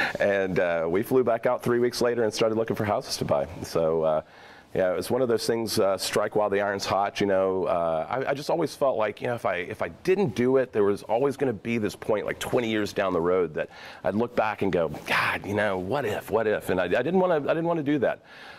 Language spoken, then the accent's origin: English; Memphis, Tennessee, United States; moved away as an adult; also born or lived in Oklahoma City; now in Oregon, United States; I grew up in Memphis, so that's where I'm originally from.